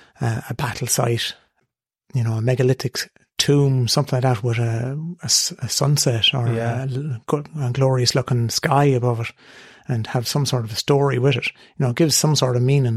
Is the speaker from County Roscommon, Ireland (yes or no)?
yes; Boyle, County Roscommon, Ireland; I'll always say I'm from Boyle originally.